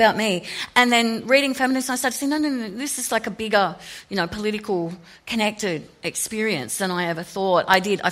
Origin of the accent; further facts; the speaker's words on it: Sydney, New South Wales, Australia; moved away as an adult; now in Melbourne, Australia; I grew up in Sydney. I now live in Melbourne.